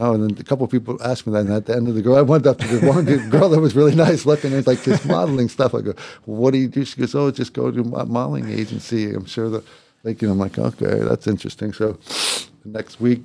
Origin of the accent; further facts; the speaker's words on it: Baltimore, Maryland, United States; moved away as an adult; also born or lived in New York City; now in Los Angeles, United States; I'm a kid from Baltimore